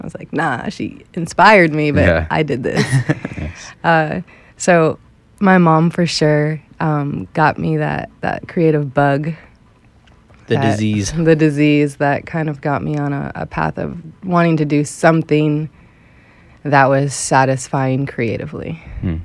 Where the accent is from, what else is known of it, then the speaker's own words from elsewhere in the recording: New Hampshire, United States; moved away as an adult; also born or lived in Boston; my hometown of New Hampshire when I was growing up.